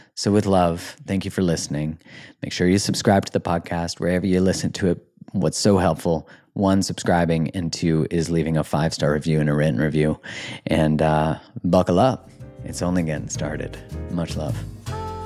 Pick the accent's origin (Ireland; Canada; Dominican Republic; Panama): Canada; I'm from Canada